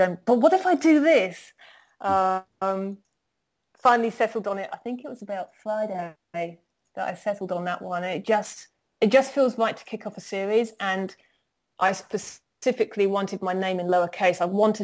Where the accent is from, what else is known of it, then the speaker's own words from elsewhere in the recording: United Kingdom; I'm a Brit, you know, I use English, not American English